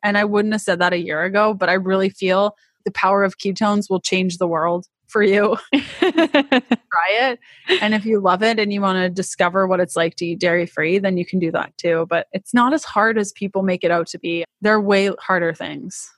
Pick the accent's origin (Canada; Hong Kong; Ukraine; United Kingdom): Canada; accent: Canadian; moved away as an adult; now in United States; i'm canadian if you can't tell by my crazy accent, which I'm told is quite thick